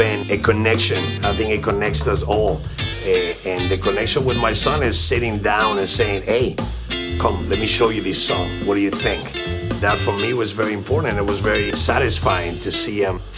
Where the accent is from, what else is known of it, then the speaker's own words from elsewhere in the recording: Argentina; now in Miami, United States; My family's Russian and German. I was born in Argentina